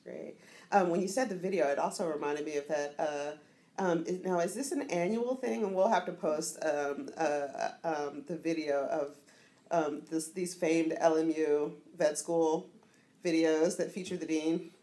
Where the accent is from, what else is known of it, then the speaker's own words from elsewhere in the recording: Richmond, Virginia, United States; I'm from Richmond, Central Virginia, so just outside of Appalachia